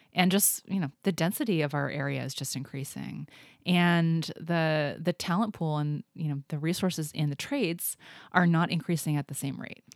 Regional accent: Indianapolis, Indiana, United States; moved away as an adult; also born or lived in Cincinnati / East Coast; now in Seattle, United States; then moved to Indianapolis, right outside of Indianapolis. and I was there through high school

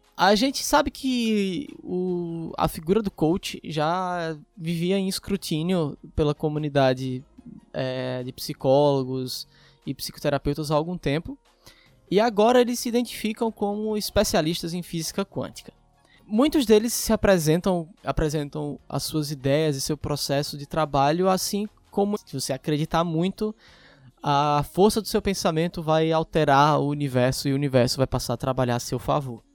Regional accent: Pernambuco, Brazil; Eu sou de Pernambuco

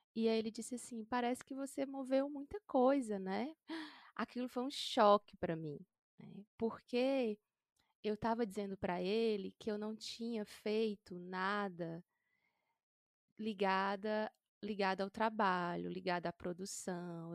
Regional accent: interior of Ceará, Brazil; nasci no interior do Ceará, sou do sertão

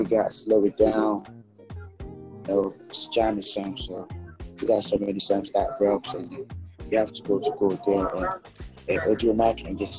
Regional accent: Bolgatanga, Upper East, Ghana; first language Kasem; English is a second language; now in Accra, Ghana; I'm from the Upper East of Ghana. I'm from the northern part.

